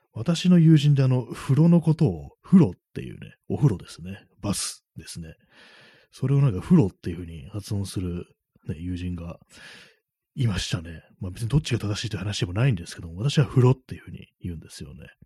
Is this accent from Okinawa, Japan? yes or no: no; Tokyo, Japan; 私東京出身ですけども